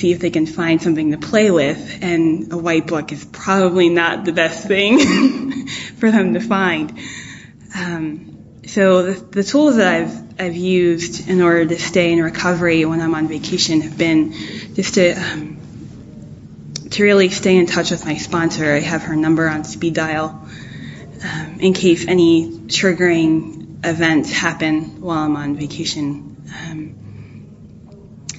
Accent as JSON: {"language": "English", "region": "New Jersey", "country": "United States", "tie": "born or raised there", "moved": "yes", "said": "I'm originally from New Jersey"}